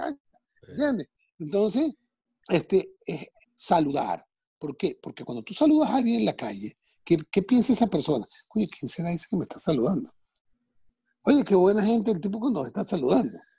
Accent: Caracas, Capital District, Venezuela; now in United States

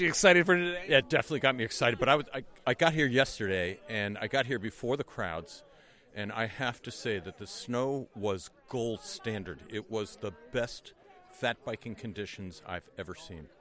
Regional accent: Amherst, Massachusetts, United States; I'm from Amherst, Massachusetts

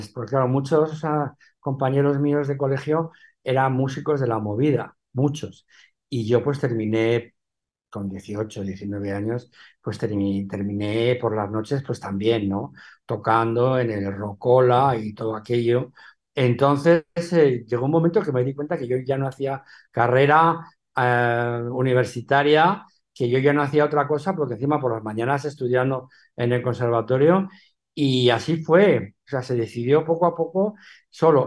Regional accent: Madrid, Community of Madrid, Spain; also born or lived in Benidorm / Alicante / New York; Yo me crié en Madrid, yo no me crié en Alicante

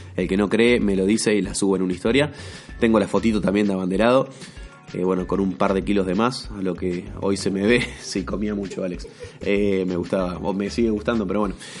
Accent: Santa Fe, Argentina; Yo encima acá que soy de Santa Fe

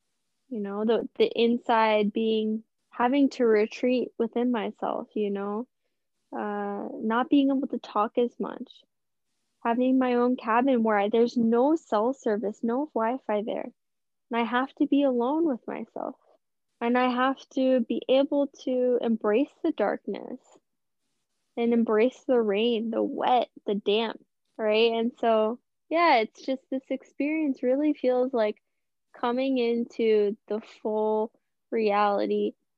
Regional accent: St. Louis, Missouri, United States; I grew up predominantly in St. Louis, kind of moved between places, but spent a lot of time there, and it snows there.

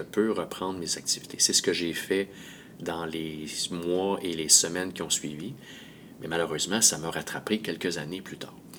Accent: Montreal, Quebec, Canada; je viens de Montréal

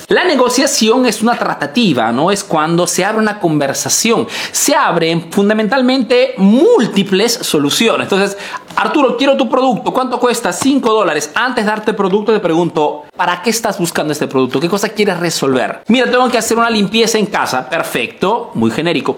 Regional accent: Peru; now in Italy; soy un emprendedor peruano que vive y hace en Italia

